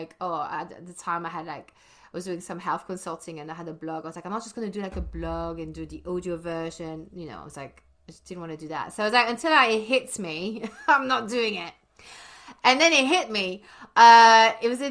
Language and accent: English; Brussels, Brussels-Capital Region, Belgium; moved away as an adult; I was born and bred in Belgium, in Brussels, in the French-speaking side. And I left when I was 18.